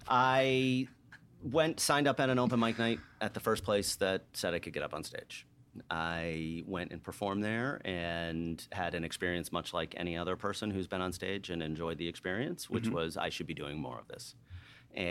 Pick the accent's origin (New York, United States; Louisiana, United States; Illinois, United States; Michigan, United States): New York, United States; moved away as an adult; now in Atlanta, United States; So I came from New York, came to Atlanta, was an undergrad here in college